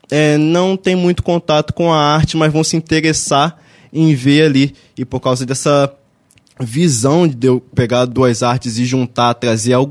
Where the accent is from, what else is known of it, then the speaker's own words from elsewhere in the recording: Barra do Piraí, Rio de Janeiro, Brazil; Sou daqui de Barra do Piraí mesmo.